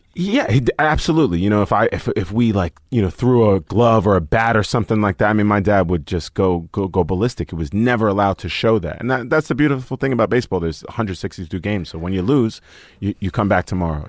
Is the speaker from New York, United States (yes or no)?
yes; New York City, New York, United States; moved away; I grew up in Staten Island, New York